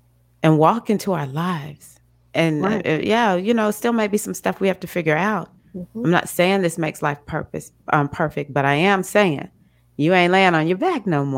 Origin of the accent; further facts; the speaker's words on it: Mississippi, United States; I'm the one from Mississippi.